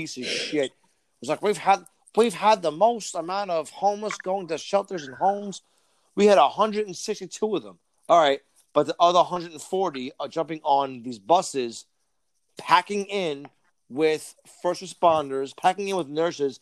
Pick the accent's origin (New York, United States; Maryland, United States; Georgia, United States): New York, United States; New York City; I'm from Brooklyn.